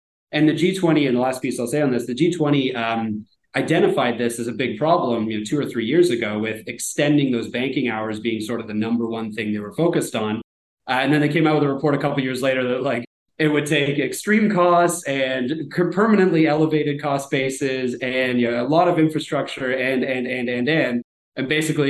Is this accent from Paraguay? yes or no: no; Canada; back to my example of me as a Canadian, you know, going down to Vegas